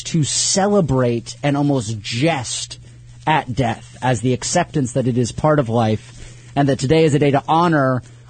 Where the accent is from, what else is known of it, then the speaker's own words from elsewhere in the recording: the South, United States; And we're from the South.